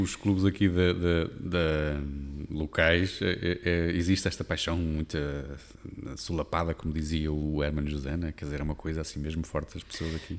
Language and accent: Portuguese; Porto, Norte, Portugal; moved away as an adult; now in Amarante, Portugal; eu sou tripeiro, nascido e criado